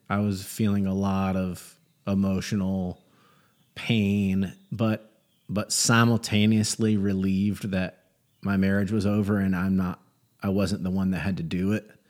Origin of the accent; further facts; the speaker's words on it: Gastonia, North Carolina, United States; I grew up in Gastonia, North Carolina